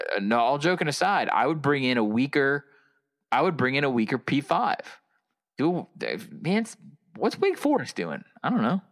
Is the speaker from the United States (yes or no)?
yes; the South, United States; a Southerner who's lived in very rural areas